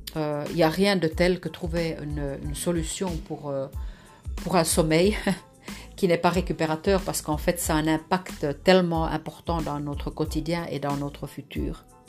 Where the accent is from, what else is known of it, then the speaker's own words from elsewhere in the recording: Lapland, Finland; moved away; je suis née dans le Grand Nord en Finlande, près de la nature, avec les animaux